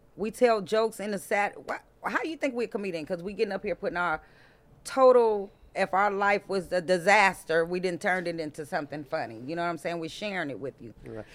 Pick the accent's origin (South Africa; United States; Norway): United States; Compton, California; Born and raised in Compton